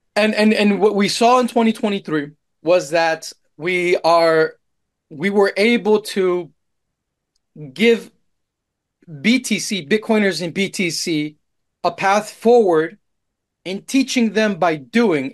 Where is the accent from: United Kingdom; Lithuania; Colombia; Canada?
Colombia; moved away; also born or lived in Austin, Texas; I'm Colombian